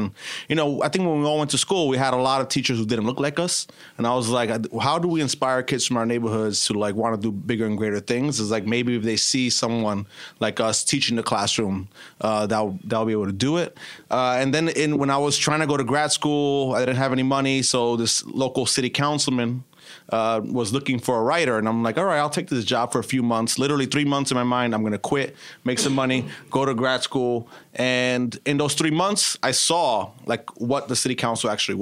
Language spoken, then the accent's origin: English; New York City, New York, United States; I was born and raised in Brooklyn.